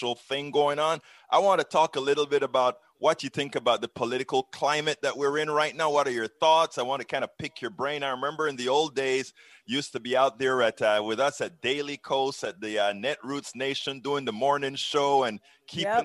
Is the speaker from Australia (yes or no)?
no; Panama; moved away; I'm from Panama